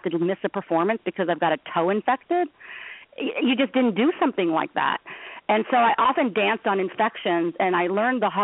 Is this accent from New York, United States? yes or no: no; Los Angeles, California, United States; I come from Los Angeles